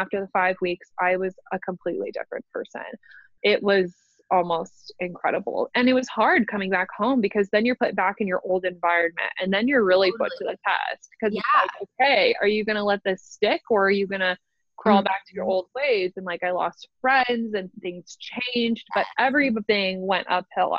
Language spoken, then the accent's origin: English; Omaha, Nebraska, United States; also born or lived in Lincoln, Nebraska; I go to college in Lincoln, which is 45 minutes away from my hometown. I live in Nebraska. I'm from Omaha